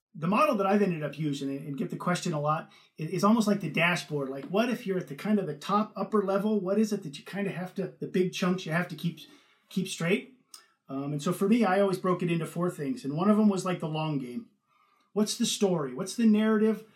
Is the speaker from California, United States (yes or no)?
yes; Northern California, United States; born or raised there; moved away as an adult; also born or lived in Ohio; now in United Kingdom